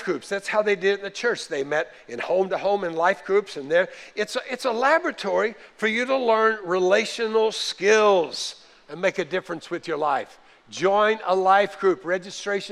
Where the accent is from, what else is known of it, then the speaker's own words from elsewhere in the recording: the North, United States; moved away; we were raised in the North